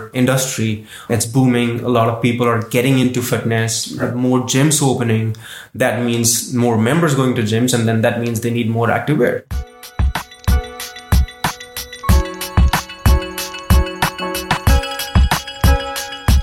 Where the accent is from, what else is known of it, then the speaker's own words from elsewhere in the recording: India; moved away as an adult; now in Waterloo, Canada; So I'm originally from India. Mm-hmm. I actually moved here in 2018.